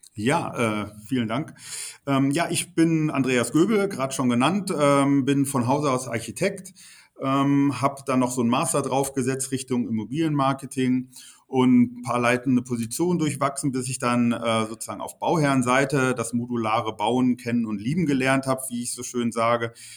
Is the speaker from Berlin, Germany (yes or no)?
no; Bochum, North Rhine-Westphalia, Germany; in der Unistadt Bochum, meine Heimatstadt